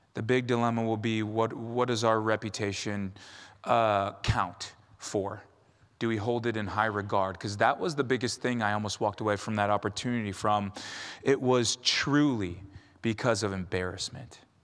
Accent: California, United States; I'm Tongan from California

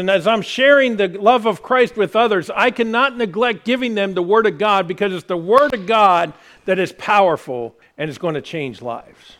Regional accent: United States

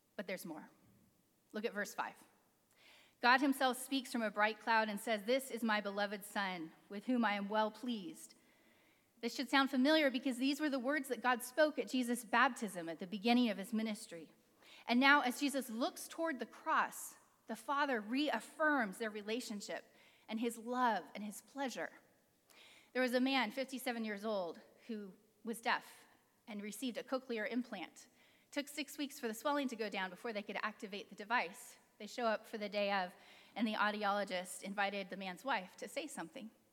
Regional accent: California, United States; Growing up in California

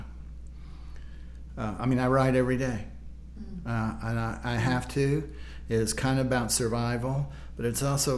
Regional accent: Springfield, Missouri, United States; moved away as an adult; also born or lived in San Francisco / Texas; I grew up with him in Springfield, Missouri

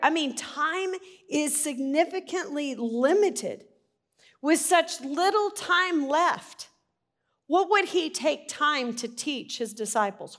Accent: Arkansas, United States; I'm from Arkansas

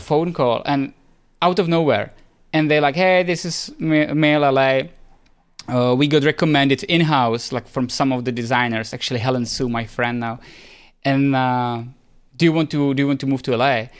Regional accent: Czechia; moved away as an adult; also born or lived in Spain; we are both from Czech Republic

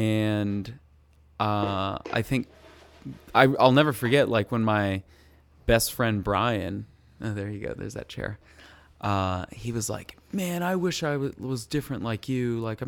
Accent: Colorado, United States; And I was the Asian boy. And I'm sure that you can relate to this, too, growing up in Colorado, where we are surrounded by whitey people.

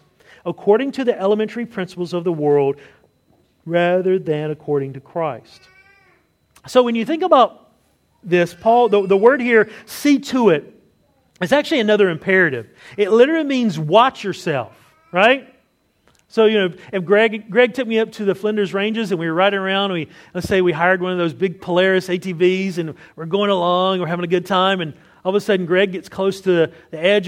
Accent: the South, United States; moved away; I grew up in the South

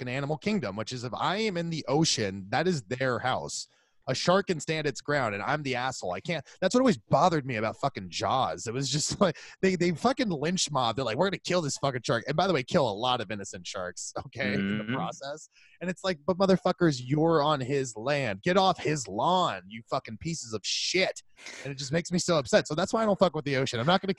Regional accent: Florida, United States; we're both from Florida.

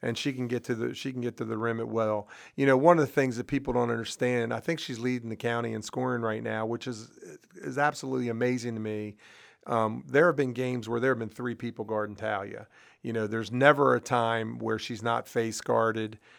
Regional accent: Brunswick, Maryland, United States; I grew up in Brunswick

